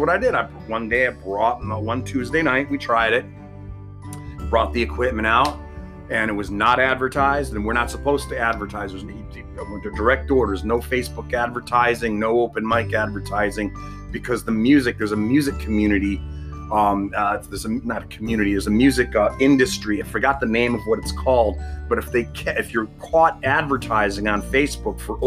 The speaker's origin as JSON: {"language": "English", "region": "Connecticut", "country": "United States", "moved": "as an adult", "lives_now": "Middletown, Ohio, United States", "said": "I'm originally from Connecticut, the East Coast"}